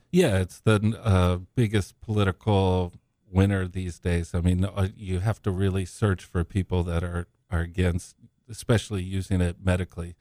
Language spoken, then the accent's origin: English; San Diego, California, United States; also born or lived in Zimbabwe; I was born in Africa, but, uh, migrated here when I was young. and I grew up in San Diego.